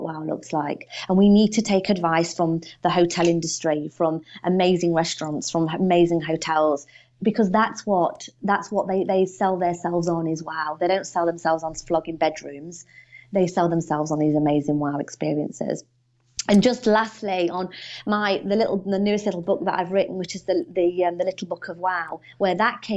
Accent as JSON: {"language": "English", "country": "United Kingdom", "said": "I'm not Australian. I'm from the UK."}